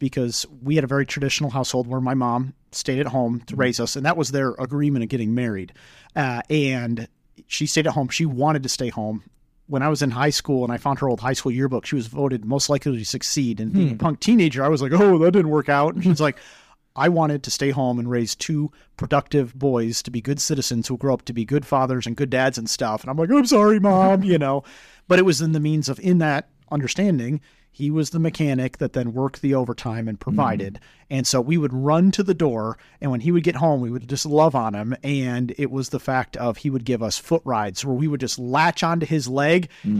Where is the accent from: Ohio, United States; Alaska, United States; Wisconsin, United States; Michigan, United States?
Michigan, United States; We're from Michigan